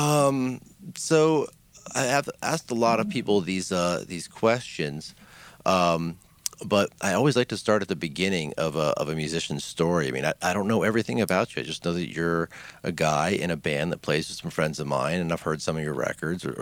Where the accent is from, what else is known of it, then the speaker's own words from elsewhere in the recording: Detroit, Michigan, United States; now in Atlanta, United States; I'm from Detroit originally.